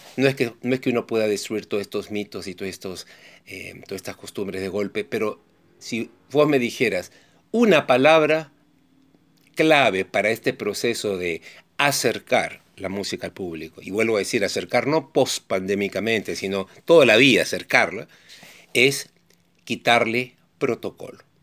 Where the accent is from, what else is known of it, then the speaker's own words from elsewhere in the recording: Peru; mi país, en el Perú